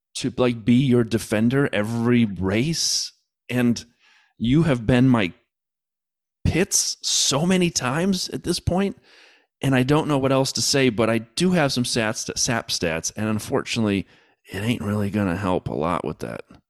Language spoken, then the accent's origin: English; United States; As an American